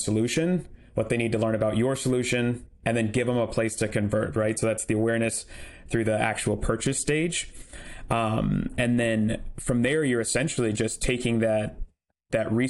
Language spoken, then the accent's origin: English; Portland, Oregon, United States; now in San Luis Obispo, United States; me and my wife live down in San Luis Obispo now, but I grew up in Portland, Oregon